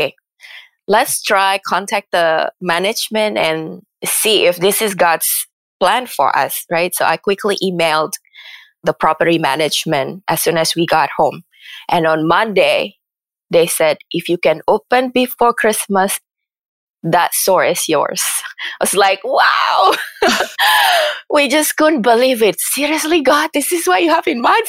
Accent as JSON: {"language": "English", "country": "Indonesia", "also_born_or_lived": "Philadelphia / San Francisco", "moved": "yes", "lives_now": "United States", "said": "Indonesia is my home country"}